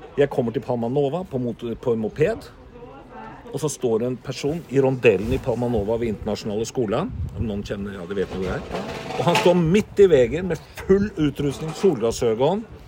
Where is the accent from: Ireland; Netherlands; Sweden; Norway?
Norway; Swedish is a second language; moved away; also born or lived in Oslofjord area; som norrman